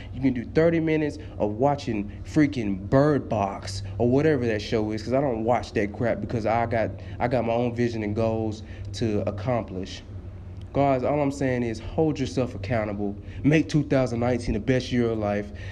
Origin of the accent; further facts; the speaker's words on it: Tennessee, United States; I am from Tennessee.